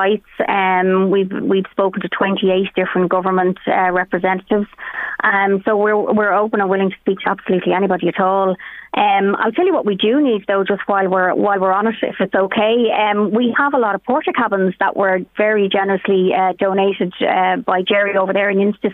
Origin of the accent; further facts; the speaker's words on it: Meath, Leinster, Ireland; we're from Meath ourselves